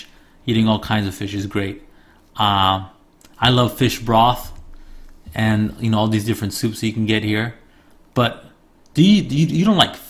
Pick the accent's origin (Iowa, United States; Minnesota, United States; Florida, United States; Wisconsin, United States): Florida, United States; Miami; moved away as an adult; also born or lived in Tokyo, Japan; now in Kyushu, Japan; I mean, I grew up in Miami, born and raised, and we ate all kinds of food there.